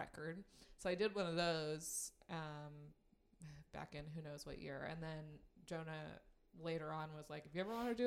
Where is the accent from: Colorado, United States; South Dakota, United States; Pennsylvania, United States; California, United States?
California, United States; Southern; now in Los Angeles, United States; I'm from Southern California, so I'm from a town that's like an hour and a half out